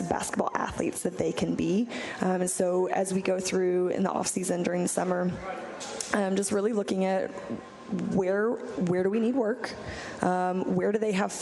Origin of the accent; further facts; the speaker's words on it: Texas, United States; also born or lived in Evanston, Illinois; I'm originally from Texas